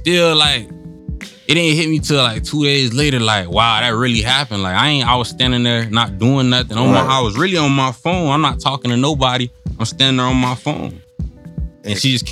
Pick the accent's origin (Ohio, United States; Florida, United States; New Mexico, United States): Florida, United States; Oakland; I'm from Oakland.